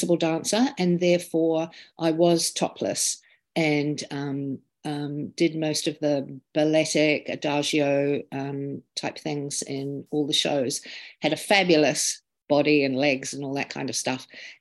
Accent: England, United Kingdom; also born or lived in Paris / Hong Kong / Australia / America; now in New Zealand; I'm now back in New Zealand, although I'm English

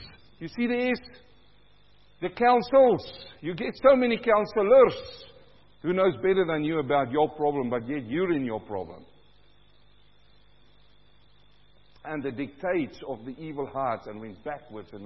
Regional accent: South Africa; also born or lived in New Zealand; now in Australia; I'm coming from South Africa

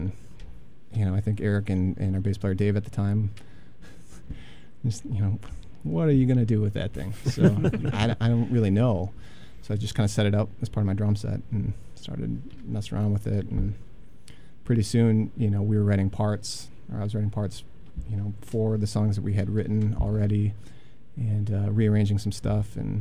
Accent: Union Grove, Wisconsin, United States; now in Madison, United States; I'm from a town called Union Grove, which is in Racine County, about 10 miles west of Racine.

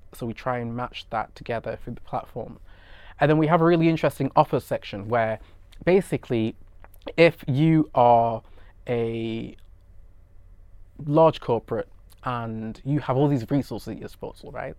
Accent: United Kingdom; I'm British Nigerian and was born and brought up in the U K

